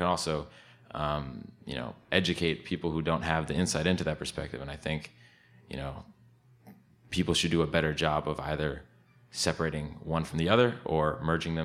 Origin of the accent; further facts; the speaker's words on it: Woodbridge, Connecticut, United States; also born or lived in Portland, Oregon; I am from Woodbridge, Connecticut